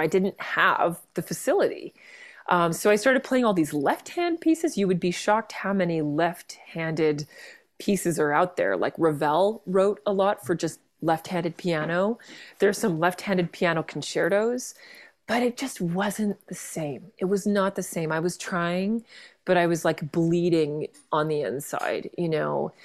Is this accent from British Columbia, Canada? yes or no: yes; Vancouver, British Columbia, Canada; now in Ontario, Canada; I grew up in Vancouver, um, among the mountains and the sea, which I miss every day out here in, in, in, uh, Ontario.